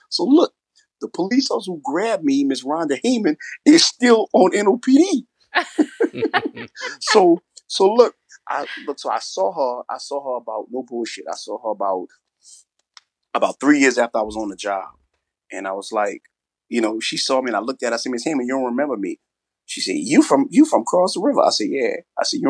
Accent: New Orleans, Louisiana, United States; also born or lived in California; Yeah, I grew up in New Orleans. I grew up in an official project

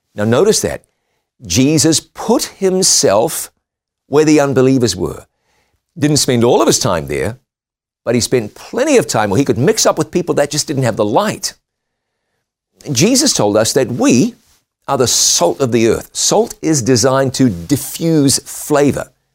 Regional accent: New Zealand; moved away; my home country of New Zealand

